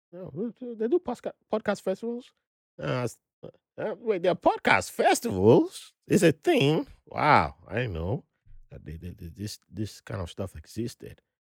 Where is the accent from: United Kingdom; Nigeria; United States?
Nigeria; Benin City, Edo; first language Ijaw; when I was growing up in Benin City